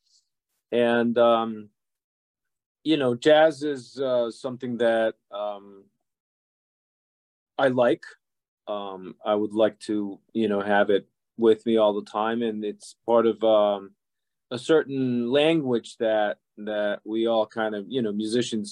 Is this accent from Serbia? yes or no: yes; Serbia; moved away as an adult; also born or lived in Budapest, Hungary; now in Boston, United States; I was born and I grew up in Yugoslavia. Now, that used to be a country that doesn't exist anymore. Used to have six republics, and all of those republics are now countries. So I'm from the part that it's now Serbia.